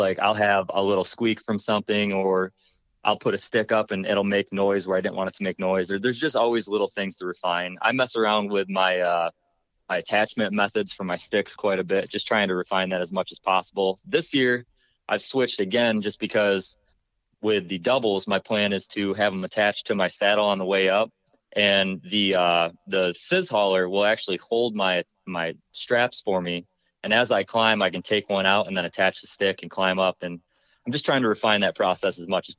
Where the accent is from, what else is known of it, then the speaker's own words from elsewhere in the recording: New York, United States; moved away as an adult; now in Ohio, United States; I'm from New York originally